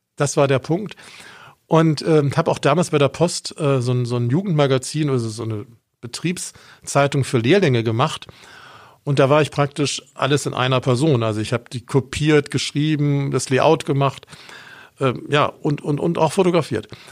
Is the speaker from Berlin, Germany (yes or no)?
no; Bonn, North Rhine-Westphalia, Germany; moved away as an adult; also born or lived in Augsburg; ich bin in Bonn aufgewachsen